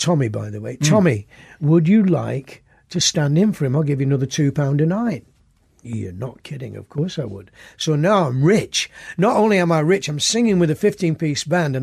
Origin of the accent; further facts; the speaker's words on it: Oldham, North West England, United Kingdom; moved away as an adult; my hometown